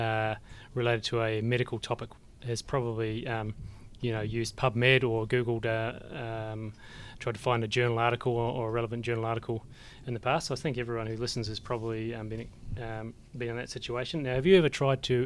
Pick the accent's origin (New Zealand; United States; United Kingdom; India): New Zealand; I remember growing up in the Shaky Islands myself